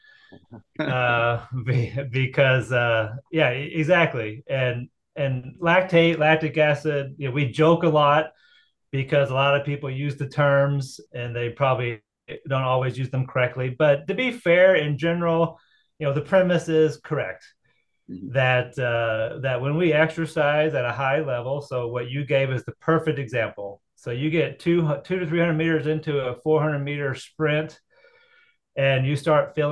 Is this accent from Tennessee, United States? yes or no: yes; Tennessee, United States; moved away as an adult; also born or lived in Chattanooga, Tennessee; now in Muncie, Indiana, United States; I'm originally from Tennessee, so I cut my roots in high school track and field down in Tennessee